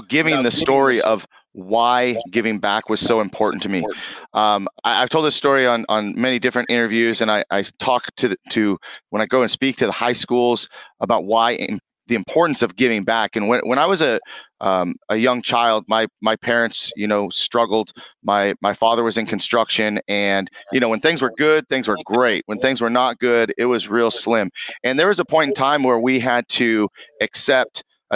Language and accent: English; Conejo Valley, California, United States; also born or lived in Moorpark, California; born and raised in Conejo Valley. Lived there most of my life.